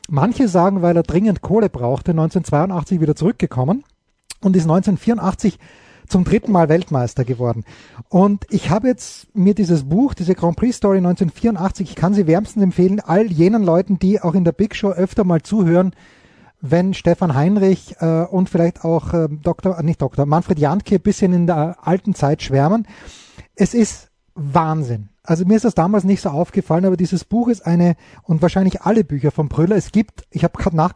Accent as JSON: {"language": "German", "country": "Austria", "said": "als Österreicher hm, ist man natürlich sozialisiert worden, wenn man als junger Österreicher in den 70er Jahren noch wirklich jung und beeinflussbar war"}